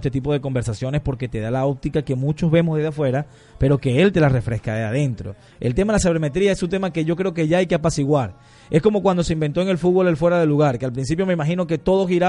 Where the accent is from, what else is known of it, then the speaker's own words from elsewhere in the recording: Ciudad Ojeda, Zulia, Venezuela; now in Argentina; Qué bonito sería volver a Ciudad Ojeda, pasearnos por la costa del, del lago, la L, donde, donde crecimos, porque te cuento que también soy de Ciudad Ojeda y de la costa del, del lago.